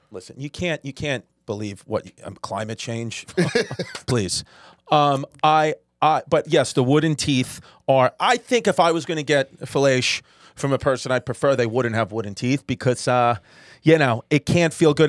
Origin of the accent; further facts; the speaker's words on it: New York, United States; It was five train stops away from me, from where I grew up